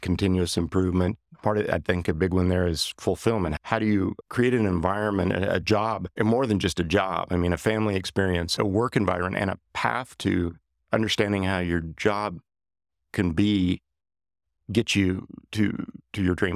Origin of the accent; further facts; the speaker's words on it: Johnson City, Kansas, United States; moved away as an adult; now in Wichita, United States; I had been introduced to composites in a small aircraft mod shop that I worked at in my hometown of Johnson City, Kansas